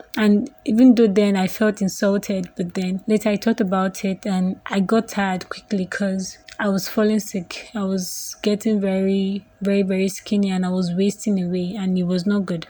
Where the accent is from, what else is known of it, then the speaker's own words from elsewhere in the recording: Nigeria; I'm 25 years old. I'm from Nigeria